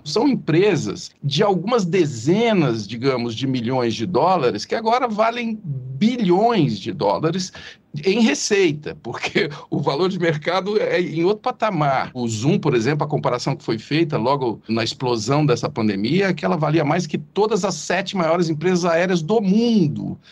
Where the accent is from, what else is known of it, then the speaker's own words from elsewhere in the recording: Ituverava, São Paulo, Brazil; accent: caipira; Eu sou do interior de São Paulo, Ituverava